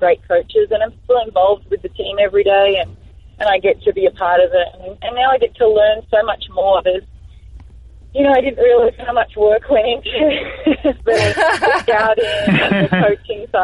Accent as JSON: {"language": "English", "country": "Australia", "said": "in our programs in Australia"}